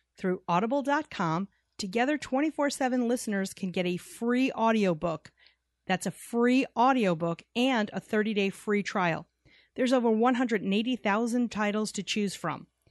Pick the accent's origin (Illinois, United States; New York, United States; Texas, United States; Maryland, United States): New York, United States; We grew up in New York